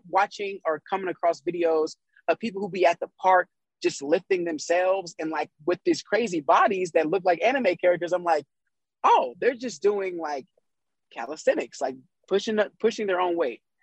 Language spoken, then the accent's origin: English; Kansas, United States; moved away; also born or lived in Las Vegas; I'm from Kansas originally.